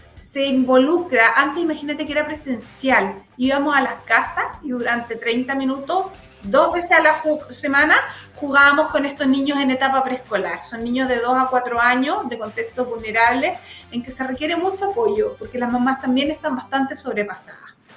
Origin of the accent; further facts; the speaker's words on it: Los Lagos, Chile; now in Santiago, Chile; yo vengo de la zona